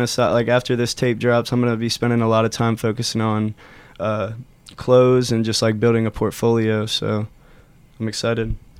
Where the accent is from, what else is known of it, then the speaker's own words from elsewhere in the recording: Loveland, Ohio, United States; we grew up in Loveland, Ohio